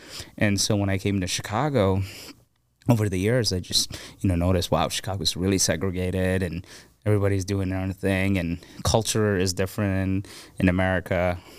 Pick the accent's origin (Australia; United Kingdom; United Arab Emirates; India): United Arab Emirates; Abu Dhabi; I grew up in Abu Dhabi, in the Emirates, and I grew up with people from over 200 nationalities, you know.